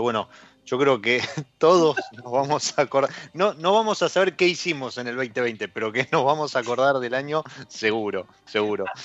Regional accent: Argentina

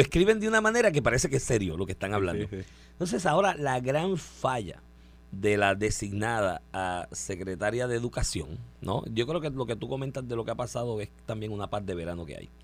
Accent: Puerto Rico; yo soy un puertorriqueño raro en eso

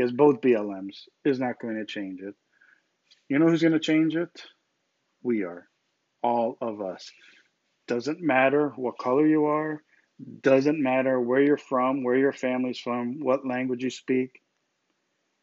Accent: United States; I'm an American. I was born in this country.

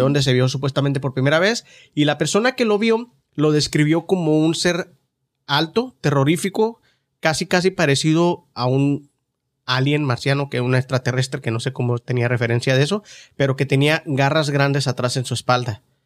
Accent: Ciudad Juárez, Chihuahua, Mexico; now in United States; de niño ya en Juárez era muy raro porque el barrio era tan pobre

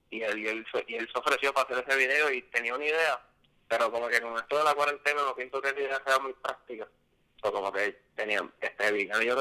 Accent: San Diego, California, United States; Yo, cuando era chiquito, vivía en Diego y como que usaba mucha jerga

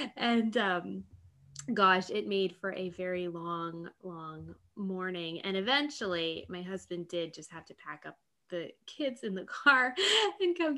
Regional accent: Colorado, United States; moved away; we're from Colorado. We grew up in Colorado

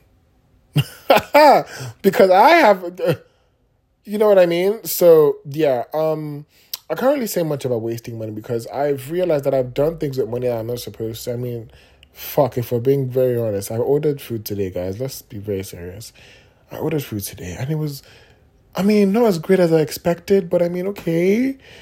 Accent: Nigeria; being Nigerian

